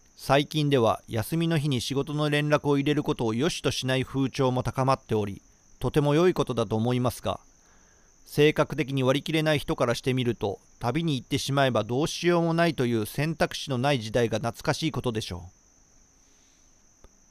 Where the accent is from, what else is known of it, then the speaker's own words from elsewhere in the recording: Shiga, Japan; moved away; 滋賀県の、まあ、僕の地元では NHK と東京 FM しか聞こえなかったんですよ